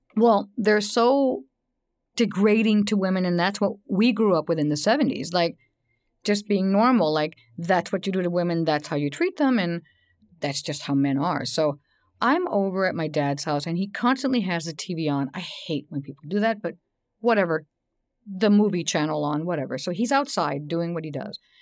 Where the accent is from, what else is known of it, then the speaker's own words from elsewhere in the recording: Texas, United States; I grew up in Texas